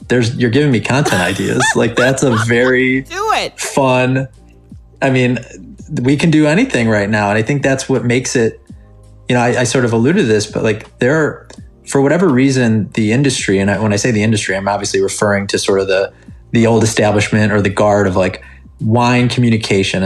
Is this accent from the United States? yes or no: yes; Chicago, Illinois, United States; we're both from Chicago